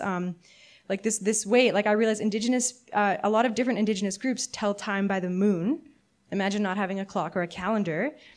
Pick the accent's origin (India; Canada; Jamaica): Canada; As a Canadian my whole life, like, fifth generation